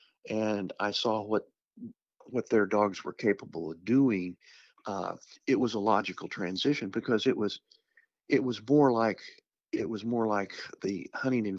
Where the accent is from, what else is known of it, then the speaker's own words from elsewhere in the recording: Southeast Kansas, United States; I grew up in Southeast Kansas.